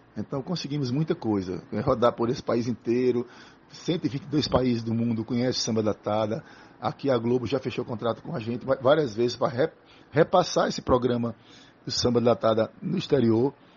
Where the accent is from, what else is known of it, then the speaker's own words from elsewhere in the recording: Tacaratu, Pernambuco, Brazil; also born or lived in Floresta, Pernambuco; eu nasci em Floresta do Navio, que é um, uma cidade altamente artística, cheia de artistas, de um casario lindo, de, uma influência das pegas de, de bois, do vaqueiro, e fui adotado por Tacaratu